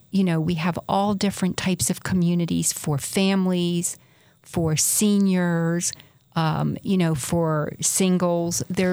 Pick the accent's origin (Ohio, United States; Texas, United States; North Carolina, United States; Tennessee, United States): North Carolina, United States; moved away as an adult; now in Utah, United States; Well, I'm from North Carolina.